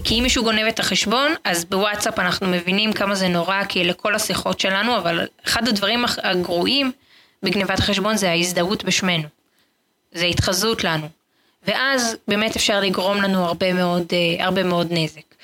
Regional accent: Israel; וכולנו כישראלים

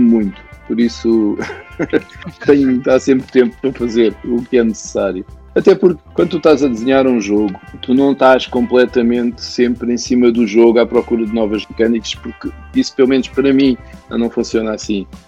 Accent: Portugal; É a minha terra

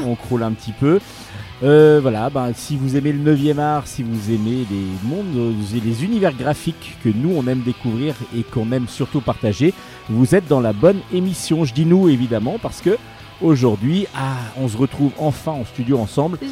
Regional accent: France; en tant que Français, évidemment

